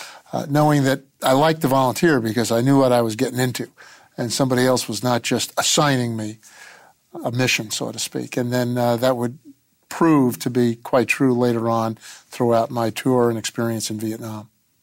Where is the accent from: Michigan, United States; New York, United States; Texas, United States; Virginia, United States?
New York, United States; New York City; Well, I grew up in Queens, New York. Most of my life was spent on the block, so to speak, growing up with the neighborhood kids. I was going to parochial school at the time, Catholic